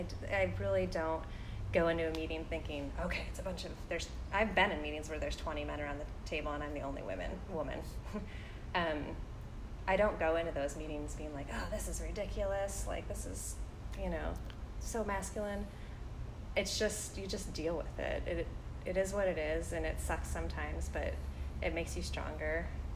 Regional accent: Midwest, United States; I grew up in the Midwest, and I have the mentality of, like, you take your cards that you're dealt, and you just deal with them.

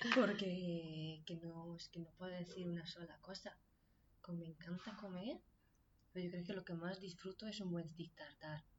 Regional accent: Nyíregyháza, Szabolcs-Szatmár-Bereg, Hungary; Spanish is a second language; now in Cubillas, Spain; En Nirechaza, en Hungría. Un pueblo pequeño.

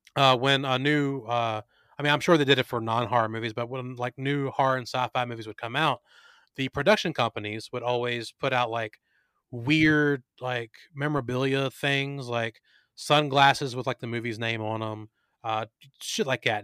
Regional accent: Luray, Virginia, United States; here in Luray, my hometown.

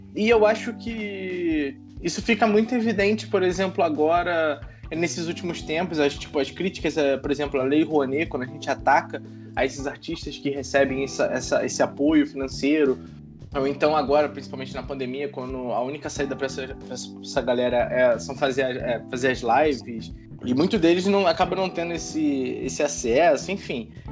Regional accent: Rio de Janeiro, Brazil; moved away; also born or lived in Pernambuco; eu sou do Rio Capital, sou do Rio, mostro minha identidade aqui mesmo

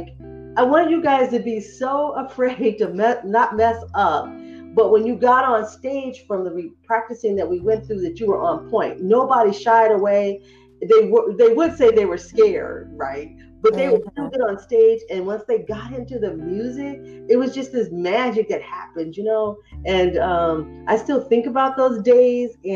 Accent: Fresno, California, United States; moved away as an adult; growing up in Fresno

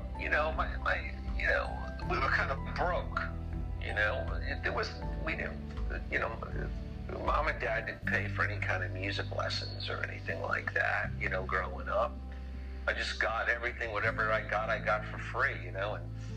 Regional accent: Long Island, New York, United States; also born or lived in Brooklyn, New York / Queens, New York; I was born in Brooklyn, and I did some growing up in Queens, and then the family all moved us out to Long Island when I was a kid, and I went into public school

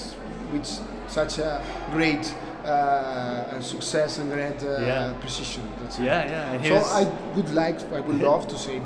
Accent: Barcelona, Catalonia, Spain; I'm from Barcelona, Spain.

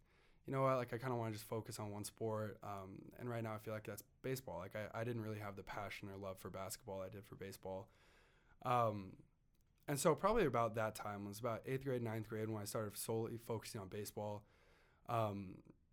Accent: Idaho, United States; growing up in Idaho

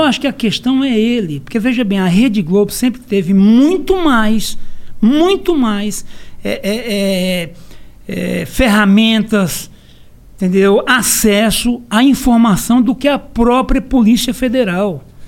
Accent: Pernambuco, Brazil; embora eu tenha biotipo europeu, mas eu sou pernambucano

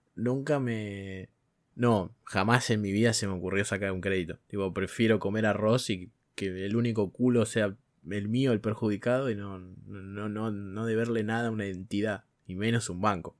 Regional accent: Argentina; Fallé como argentino

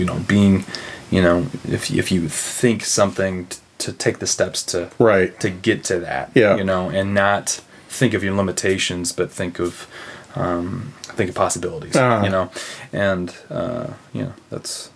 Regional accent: Broken Arrow, Oklahoma, United States; now in Chesterton, United States; Broken Arrow, Oklahoma, outside of Tulsa.

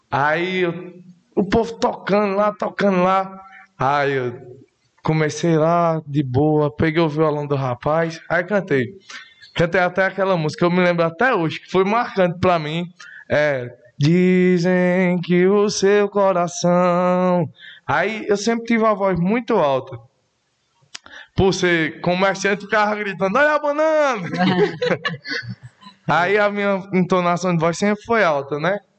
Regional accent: Areal, Paraíba, Brazil; Sou um filho do mato, igual o povo fala que com pouca uhum. idade também vim morar na rua, sou de Areal, aqui vizinho de Esperança, né, município.

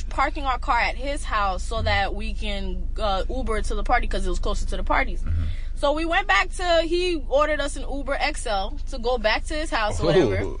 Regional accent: Miami, Florida, United States; moved away; I'm from Miami. From like, from. I didn't move over there and then move out.

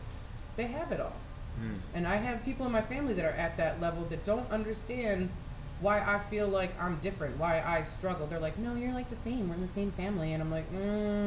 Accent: Buffalo, New York, United States; the first house I grew up in was in North Buffalo, close to Main and Hurdle area where Shoshone Park is.

